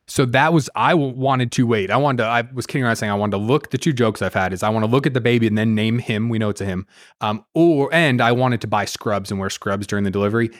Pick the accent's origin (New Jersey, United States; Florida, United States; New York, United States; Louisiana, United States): New Jersey, United States; Jersey Shore; moved away as an adult; also born or lived in South Carolina / Georgia; now in Atlanta, United States; I grew up on the Jersey Shore